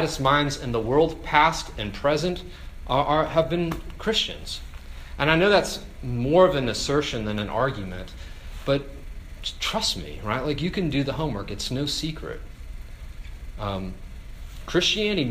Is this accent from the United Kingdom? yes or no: no; Virginia, United States; moved away as an adult; also born or lived in Colorado; I grew up in Virginia, so being in Colorado, I was far from home